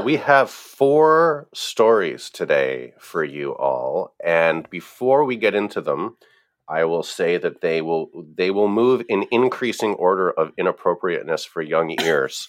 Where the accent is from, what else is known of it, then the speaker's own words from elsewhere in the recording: Pennsylvania, United States; my home state of Pennsylvania